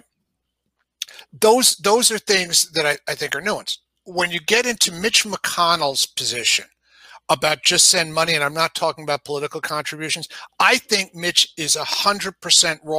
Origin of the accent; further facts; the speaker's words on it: New York, United States; accent: New York; moved away; I'm from New York originally. You know, you can certainly hear my New York accent when I say certain words